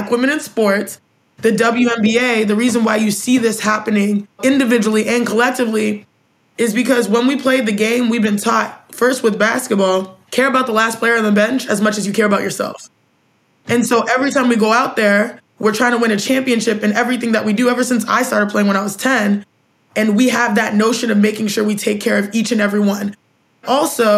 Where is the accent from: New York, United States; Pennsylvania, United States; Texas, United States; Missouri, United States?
Texas, United States; Houston; I'm in Texas, the northwest part of Houston, Texas